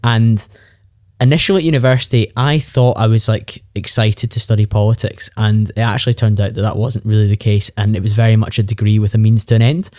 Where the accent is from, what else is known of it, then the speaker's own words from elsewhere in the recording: Bearsden, Scotland, United Kingdom; I'm from Bearsden, just outside Glasgow, and I did the thing that's slightly more common in Scotland than it is in other parts of the U K, where you stayed at home for university